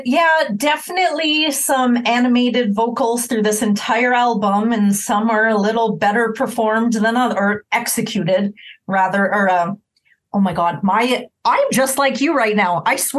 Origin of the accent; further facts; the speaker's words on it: Canada; as a Canadian